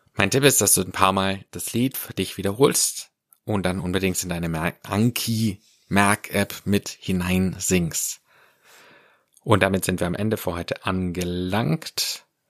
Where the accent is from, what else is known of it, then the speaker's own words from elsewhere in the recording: Swabia, Germany; Ich komme ja aus dem Schwabenland